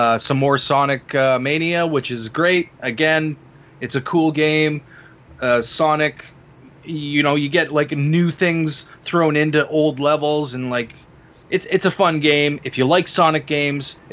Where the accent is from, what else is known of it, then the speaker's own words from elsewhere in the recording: Canada; I am your Canadian host for tonight.